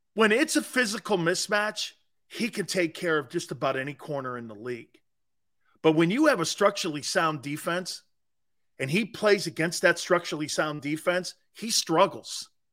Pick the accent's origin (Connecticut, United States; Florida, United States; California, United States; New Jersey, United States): Connecticut, United States; Stamford; my hometown